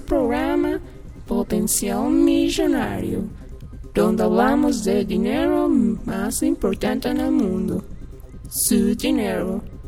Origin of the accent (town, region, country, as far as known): Mexico City, Mexico